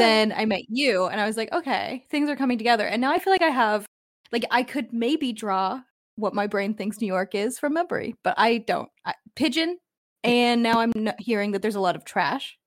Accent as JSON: {"language": "English", "country": "Canada", "said": "I am from Canada."}